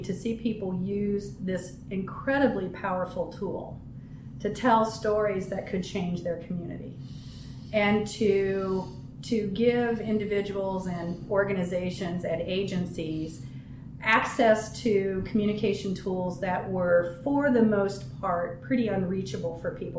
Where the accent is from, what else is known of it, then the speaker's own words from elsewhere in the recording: Ohio, United States; also born or lived in Southern California; So I came here from Ohio via Southern California.